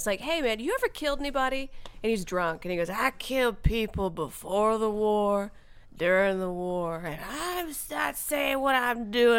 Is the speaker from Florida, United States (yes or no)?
yes; Florida, United States; born or raised there